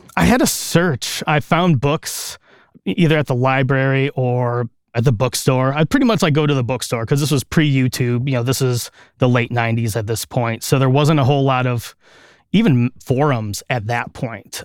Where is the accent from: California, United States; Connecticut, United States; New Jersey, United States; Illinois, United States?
Illinois, United States; Chicago area; I grew up here in the Chicago area, just a couple miles outside of the city in a nearby suburb. And I've lived here my whole life.